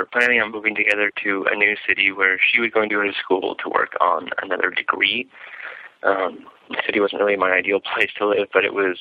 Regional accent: Canada; We're Canadian

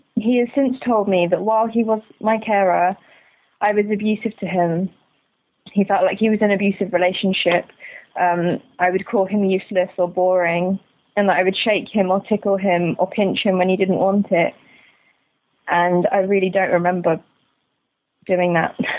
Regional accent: London, United Kingdom; I'm 24, I'm from London

